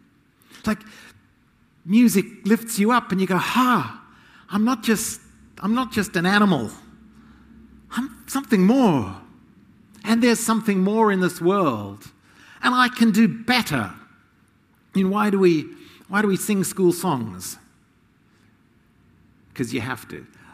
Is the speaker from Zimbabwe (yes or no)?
yes; Zimbabwe; Zimbabwe. I grew up in Rhodesia, part of my growing up. It became Zimbabwe.